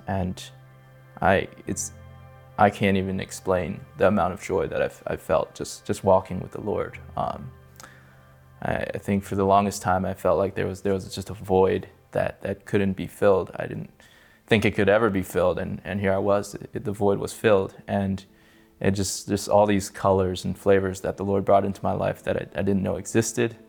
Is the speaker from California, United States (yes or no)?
yes; California, United States; moved away as an adult; now in Las Vegas, United States; I'm from California. I grew up there, uh, till I was twenty-seven